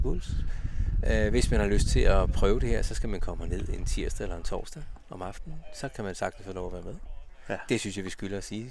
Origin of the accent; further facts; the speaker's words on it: Ølstykke, Capital Region of Denmark, Denmark; hjemme i Ølstykke